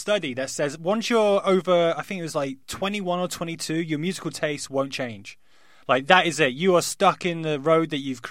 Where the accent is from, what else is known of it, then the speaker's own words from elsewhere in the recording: Nottingham, East Midlands, United Kingdom; That's Nottingham's my hometown.